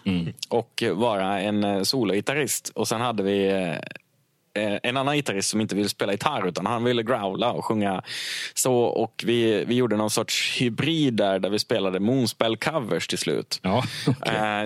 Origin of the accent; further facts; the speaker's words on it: Krondiket, Dalarna County, Sweden; jag är från Krondiket